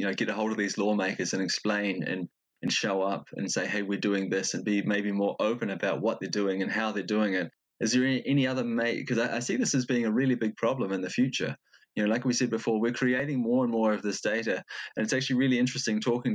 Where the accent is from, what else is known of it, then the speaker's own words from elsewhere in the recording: New Zealand; now in Denmark; I come from New Zealand, but I live in Denmark